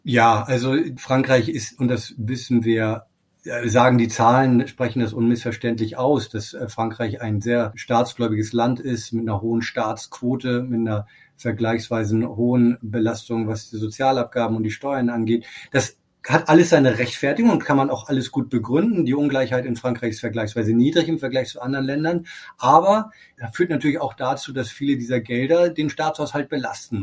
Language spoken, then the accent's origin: German; Germany; also born or lived in Berlin; now in Paris, France